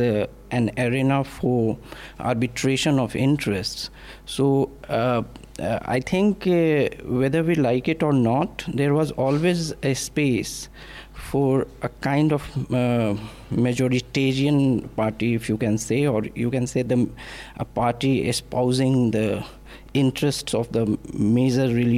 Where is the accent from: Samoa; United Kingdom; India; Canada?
India; Hindi belt; English is a second language; I am someone from Hindi belt who can barely speak English